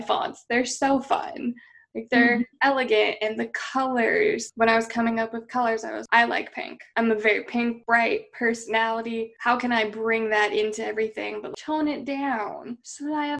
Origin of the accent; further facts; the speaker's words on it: Eugene, Oregon, United States; moved away; Nike was born in my hometown